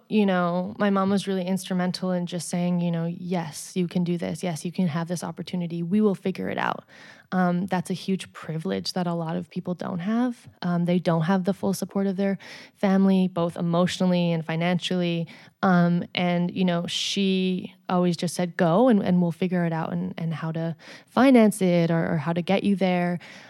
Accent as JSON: {"language": "English", "town": "Edmonton", "region": "Alberta", "country": "Canada", "tie": "born or raised there", "said": "So I was born in Edmonton, Alberta, and I grew up there."}